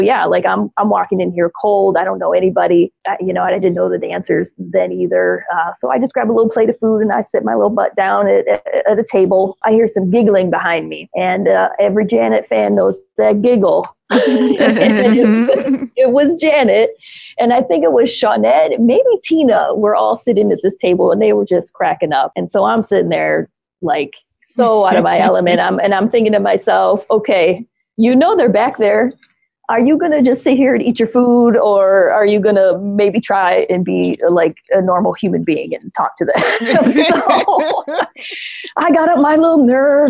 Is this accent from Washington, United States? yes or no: no; near Detroit, Michigan, United States; I grew up near Detroit, so that's where I was living at the time